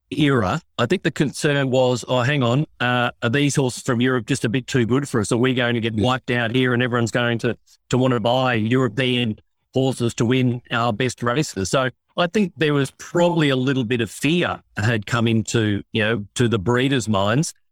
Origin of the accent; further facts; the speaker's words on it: Australia; beat the Aussies in a race on our home turf.